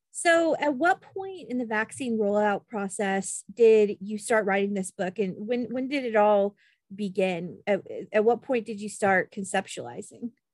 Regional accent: Kansas, United States; moved away; I'm originally from Kansas

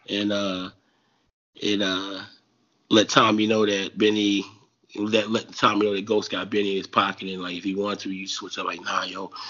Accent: New Jersey, United States; I'm from Jersey.

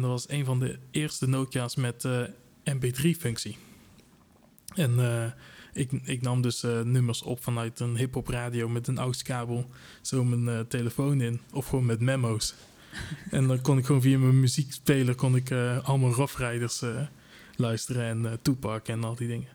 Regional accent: Tilburg, North Brabant, Netherlands; ik kom ook uit Tilburg, zodat jullie kunnen uh, eh, kunnen horen.

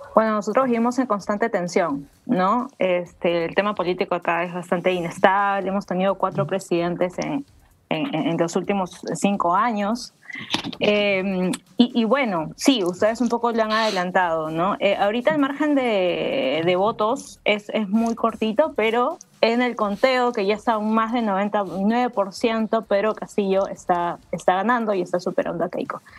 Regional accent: Peru

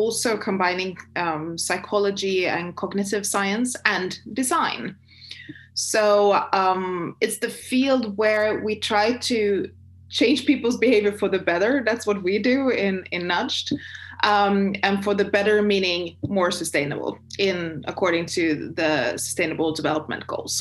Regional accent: Sweden; also born or lived in China; I'm from Sweden and Northern Europe.

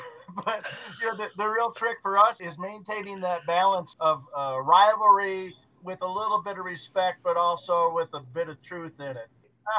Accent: Michigan, United States; moved away as an adult; also born or lived in North Carolina; Growing up in Michigan, it's the pop machine. I got this conflict because I lived in North Carolina for 12 years, and I started getting into the soda mindset. And so I became terribly confused until I moved back to Michigan.

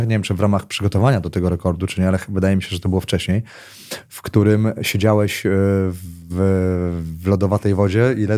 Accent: Warsaw, Masovian Voivodeship, Poland; wychowywałem się na jednym z osiedli na warszawskiej Pradze

